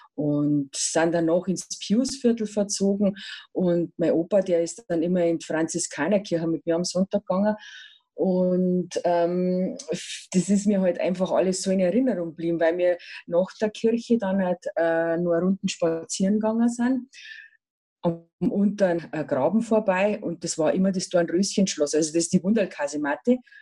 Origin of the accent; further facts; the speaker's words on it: Ingolstadt, Bavaria, Germany; ich bin im Pius-Viertel aufgewachsen